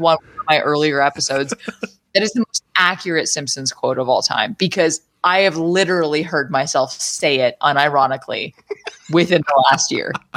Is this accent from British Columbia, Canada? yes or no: no; Deep River, Ontario, Canada; also born or lived in Arnprior, Ontario; I grew up in Deep River and then we moved to Arm Prior.